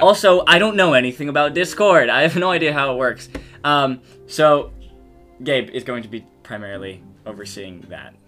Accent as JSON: {"language": "English", "country": "United States", "accent": "American", "said": "speaking American accent"}